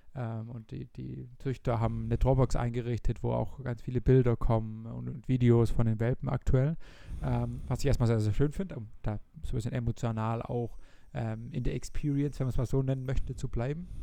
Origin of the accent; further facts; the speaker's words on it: Germany; bei uns in Deutschland